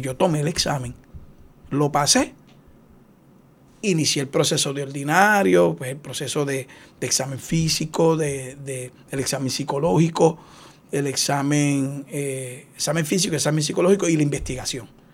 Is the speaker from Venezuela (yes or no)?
no; Aguas Buenas, Puerto Rico; now in Cidra, Puerto Rico; yo soy de Aguas Buenas. Eh, ahora resido en Sidra